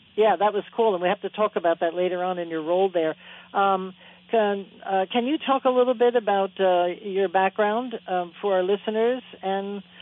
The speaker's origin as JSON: {"language": "English", "region": "New Jersey", "country": "United States", "said": "I come from New Jersey"}